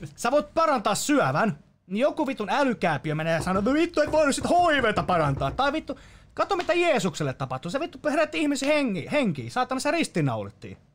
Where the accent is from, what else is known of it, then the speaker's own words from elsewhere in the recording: Finland; Mä oon täysin suomalainen